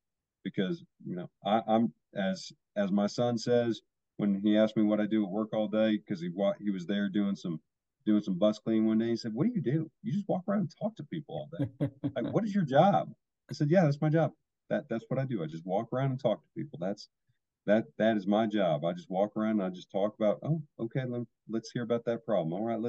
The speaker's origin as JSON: {"language": "English", "region": "California", "country": "United States", "tie": "born or raised there", "said": "I grew up in Orange County."}